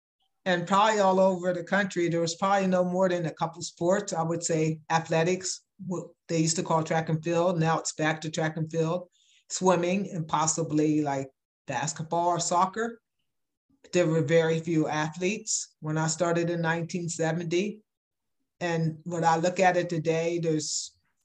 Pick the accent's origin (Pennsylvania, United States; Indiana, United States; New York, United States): Pennsylvania, United States; York; I am from Pennsylvania, the state of Pennsylvania, in a little town called York, Pennsylvania